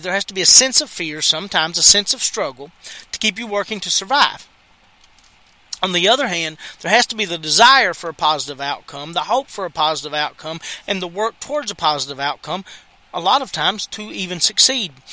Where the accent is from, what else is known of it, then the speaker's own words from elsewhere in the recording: United States; I'm American